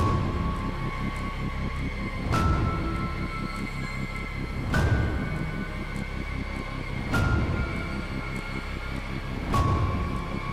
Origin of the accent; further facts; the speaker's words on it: Western Massachusetts, United States; I'm from Western Mass